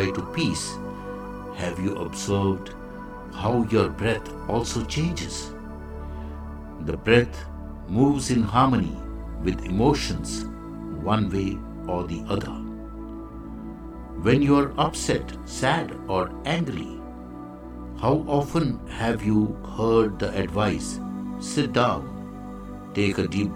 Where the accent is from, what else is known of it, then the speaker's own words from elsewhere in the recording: India; I am the Indian monk.